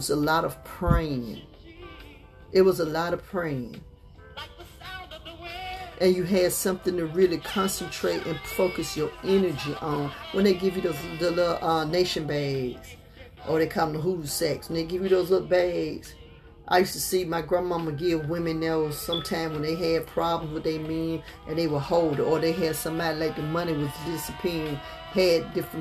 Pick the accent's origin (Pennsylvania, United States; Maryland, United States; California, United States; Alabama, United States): Alabama, United States; Montgomery; also born or lived in New York; when I was coming up, we came here from New York. You know, Montgomery, Alabama was really country